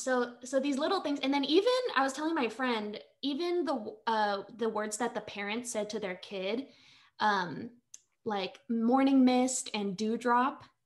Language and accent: English; Manila, Metro Manila, Philippines; moved away; I am an immigrant. I was born in Manila, Philippines. I'm a quarter Filipino